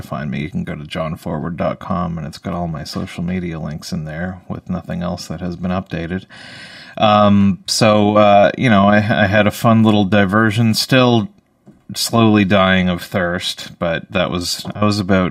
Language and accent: English; Canada; I'm a Canadian